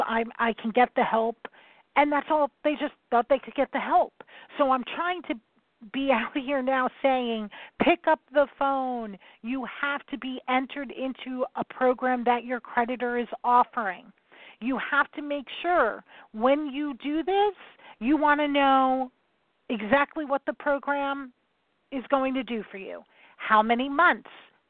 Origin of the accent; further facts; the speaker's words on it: New York, United States; I'm from New York